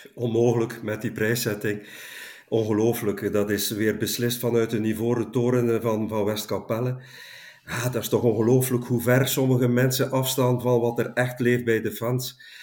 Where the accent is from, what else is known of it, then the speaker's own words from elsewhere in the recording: Langemark, Flanders, Belgium; in Langemark, mijn geboorteplaats